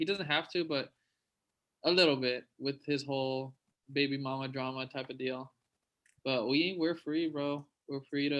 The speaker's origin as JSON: {"language": "English", "town": "Laredo", "region": "Texas", "country": "United States", "tie": "born or raised there", "moved": "yes", "said": "shout out to Laredo. You know, that's where we grew up. That's where, like, we were raised"}